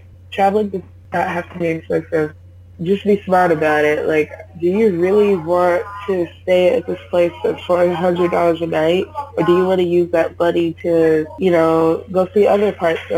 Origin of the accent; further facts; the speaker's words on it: United States; moved away as an adult; now in South Korea; I'm an American